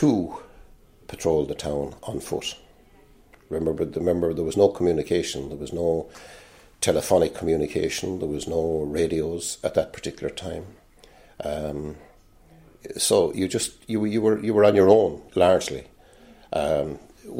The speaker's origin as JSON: {"language": "English", "town": "Old Ross", "region": "Leinster", "country": "Ireland", "tie": "born or raised there", "moved": "as an adult", "lives_now": "Kilkenny, Ireland", "said": "Was born just outside New Ross in a little place called Old Ross"}